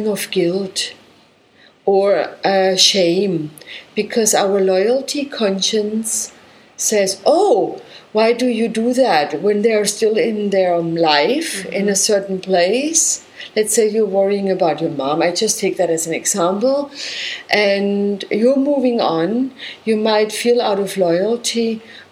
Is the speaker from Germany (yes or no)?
yes; Germany; I come from Germany